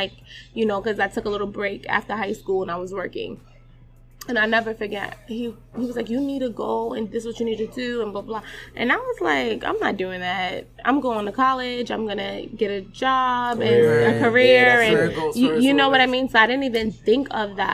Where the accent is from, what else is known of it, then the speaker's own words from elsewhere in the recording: New York City, New York, United States; also born or lived in Brooklyn; I'm from the Bronx. Well, born in Brooklyn, raised in the Bronx